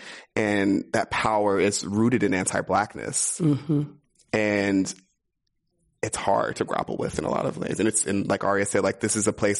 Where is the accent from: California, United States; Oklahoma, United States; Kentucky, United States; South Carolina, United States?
California, United States; Los Angeles; now in San Francisco, United States; I grew up in Inglewood. I grew up in South Central